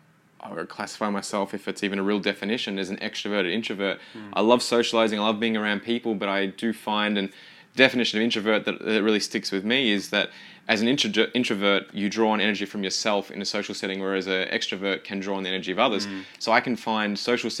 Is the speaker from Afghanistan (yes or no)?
no; Kilmore, Victoria, Australia; also born or lived in Seymour; I grew up in Kilmore, went to an international school, did the IB program